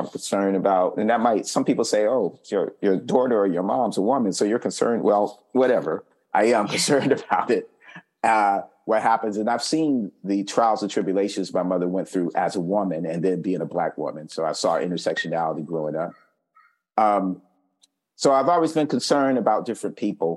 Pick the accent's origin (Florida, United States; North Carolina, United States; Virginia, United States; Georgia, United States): North Carolina, United States; Fayetteville; I grew up in Fayetteville, North Carolina, Fort Bragg's located there